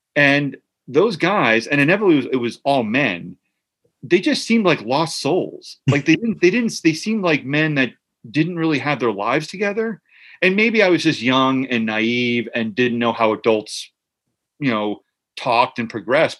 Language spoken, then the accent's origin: English; New Jersey, United States; I grew up in Central Jersey